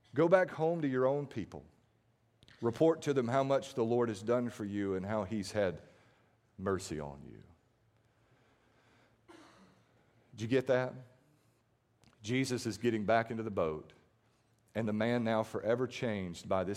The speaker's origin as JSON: {"language": "English", "town": "Starkville", "region": "Mississippi", "country": "United States", "tie": "born or raised there", "lives_now": "Mathiston, United States", "said": "I grew up in Starkville"}